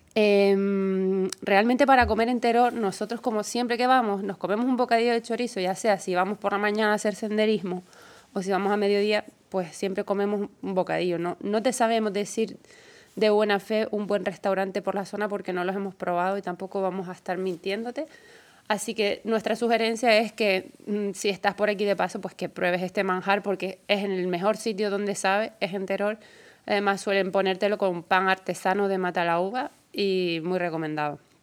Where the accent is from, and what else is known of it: Gran Canaria, Canary Islands, Spain